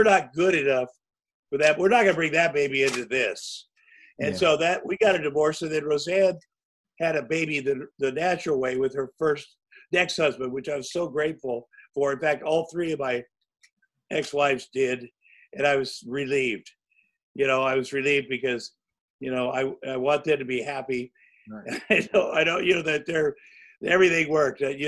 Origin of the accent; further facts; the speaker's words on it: Iowa, United States; moved away; I grew up in Iowa